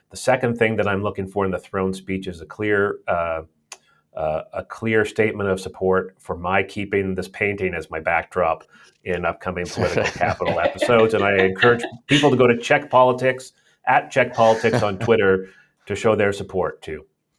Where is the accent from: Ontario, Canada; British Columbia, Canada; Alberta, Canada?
British Columbia, Canada; just as a British Columbian who's looking at the challenge